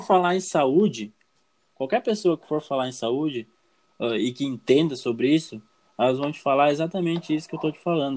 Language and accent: Portuguese; Brazil; sou aqui do Brasil